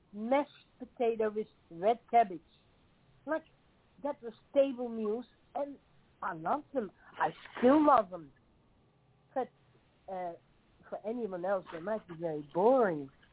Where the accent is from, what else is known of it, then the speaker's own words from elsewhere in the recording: Netherlands; English is a second language; moved away as an adult; now in Tasmania, Australia; I grew up in the Netherlands, in Holland.